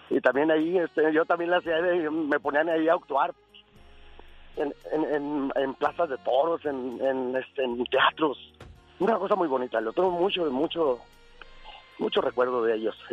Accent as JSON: {"language": "Spanish", "region": "Aguascalientes", "country": "Mexico", "said": "Pues yo escuchaba mucho la tele de Monterrey. Yo soy de Aguascalientes, ya la escuchaba."}